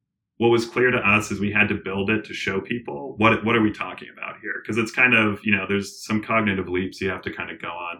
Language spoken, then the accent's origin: English; Colorado, United States; I'm from Colorado